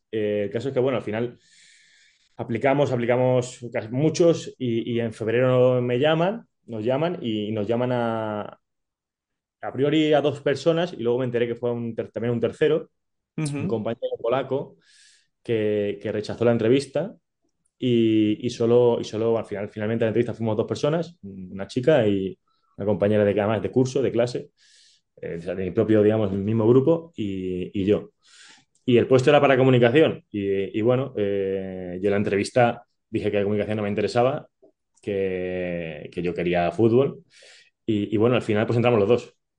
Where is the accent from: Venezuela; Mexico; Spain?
Spain; Málaga, Andalusia; also born or lived in Naples, Italy; Yo que crecí en Andalucía, en Málaga